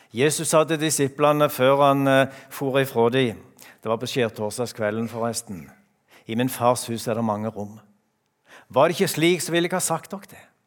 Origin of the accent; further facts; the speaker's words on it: Randaberg, Rogaland, Norway; now in Skien, Norway; hjemme på Randaberg